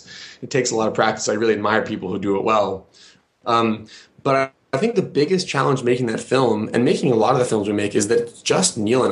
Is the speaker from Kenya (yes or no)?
yes; Kenya; I grew up in Kenya. I spent my childhood there.